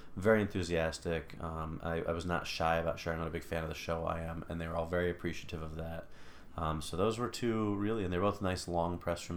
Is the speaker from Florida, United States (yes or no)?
yes; Altamonte Springs, Florida, United States; I grew up in Altamont Springs